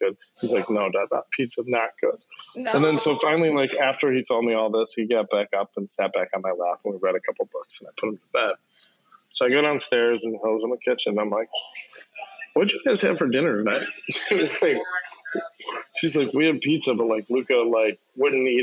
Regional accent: Chicago, Illinois, United States; one of my buddies who I grew up with on the South Side

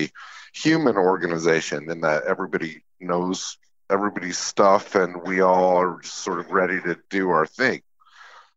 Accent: Utah, United States; now in New York, United States; I grew up in Utah in a place that was very community oriented

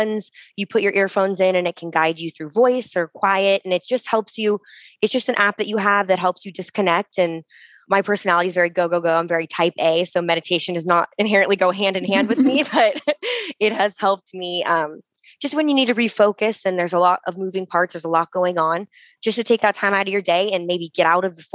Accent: Palos Verdes, California, United States; also born or lived in San Francisco; my hometown. So Palos Verdes is on the cliffs

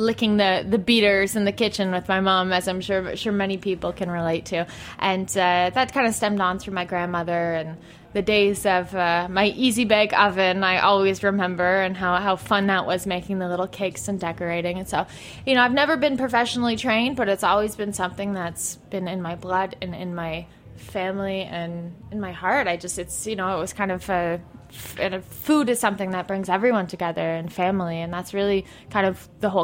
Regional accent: Montreal, Quebec, Canada; moved away as an adult; now in New York, United States; I spent a lot of time in Montreal. I kind of spent my teen years and 20s growing up in Montreal

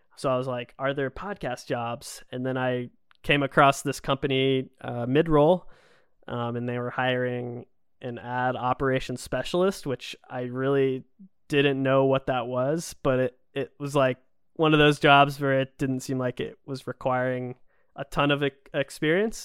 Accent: Georgia, United States; moved away; I grew up in Georgia, so we weren't super far from Disney World

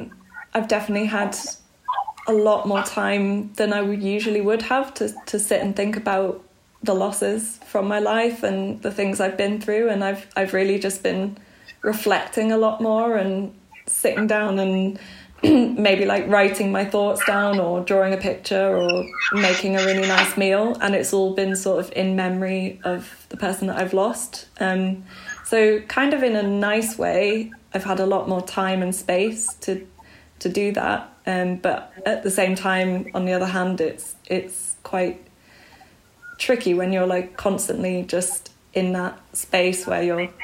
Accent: Belgium; also born or lived in Bangkok, Thailand; now in United Kingdom; But for the most part, I grew up in Belgium, near Brussels.

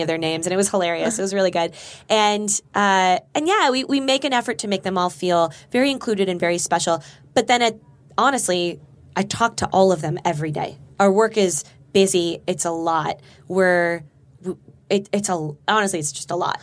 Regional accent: Burbank, California, United States; I grew up in Burbank

